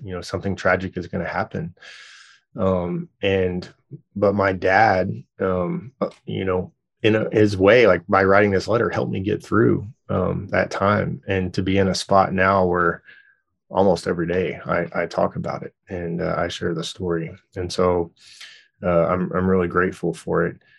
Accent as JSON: {"language": "English", "town": "Dallas", "region": "Texas", "country": "United States", "tie": "born or raised there", "also_born_or_lived": "Louisiana", "moved": "yes", "lives_now": "Tulsa, United States", "said": "my family is all originally from Louisiana, which is where I was born, and then I grew up in Dallas, Texas, and then, uh, live here now"}